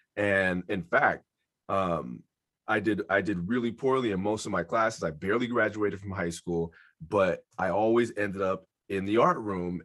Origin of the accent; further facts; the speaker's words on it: San Francisco, California, United States; I am born and raised in San Francisco, California. I grew up in the Mission District